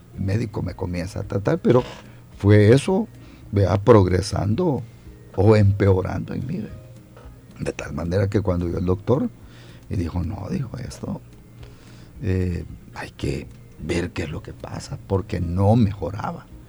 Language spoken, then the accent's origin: Spanish; San Rafael Cedros, Cuscatlán, El Salvador; moved away as an adult; also born or lived in Santa Ana, El Salvador; now in San Salvador, El Salvador; soy santaneco de nacimiento, me crié en San Rafael Cedro del departamento de Cuscatlán